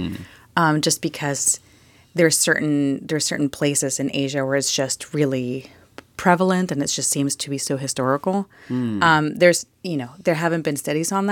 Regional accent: Mexico; I'm from Mexico

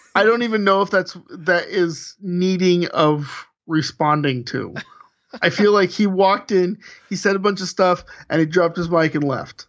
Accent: United States

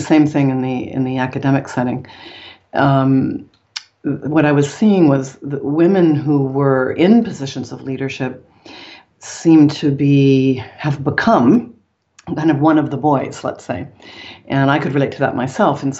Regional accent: Canada; moved away as an adult; also born or lived in Paris, France; I'm Canadian.

